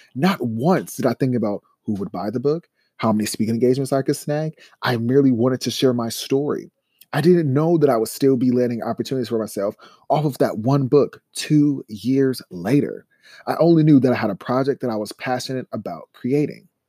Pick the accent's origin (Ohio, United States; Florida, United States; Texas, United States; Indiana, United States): Ohio, United States; Columbus; I grew up in Columbus, Ohio with little resources and big dreams